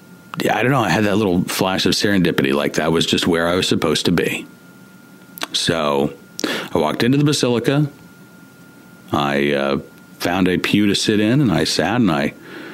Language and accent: English; Oklahoma, United States; moved away; I went to Catholic school growing up in Oklahoma